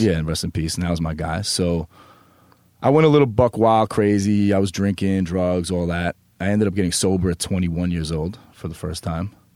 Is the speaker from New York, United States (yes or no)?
yes; New York, United States; I grew up on the Upper East